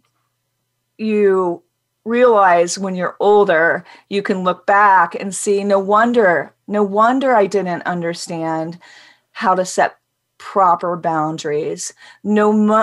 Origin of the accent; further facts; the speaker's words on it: Midwest, United States; I grew up in the Midwest